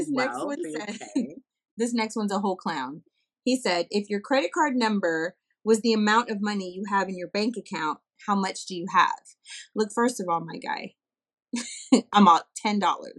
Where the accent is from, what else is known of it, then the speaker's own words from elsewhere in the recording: Corpus Christi, Texas, United States; My family used to own a Mexican restaurant here in Corpus, down in the Gaslight Square, called Josie's Mexican Restaurant